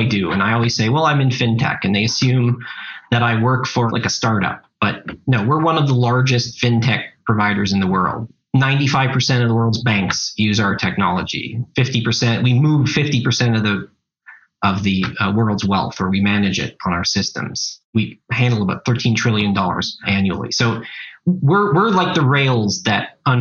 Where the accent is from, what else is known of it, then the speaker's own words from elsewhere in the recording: Canada; also born or lived in Montreal; I'm Canadian. Doesn't always come across, but I live in Montreal, but I work globally